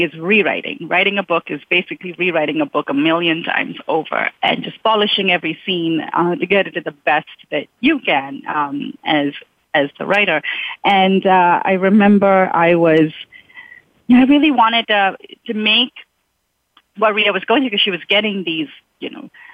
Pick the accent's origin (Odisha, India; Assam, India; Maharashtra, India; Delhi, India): Maharashtra, India; Mumbai; moved away as an adult; now in United States; I grew up in Mumbai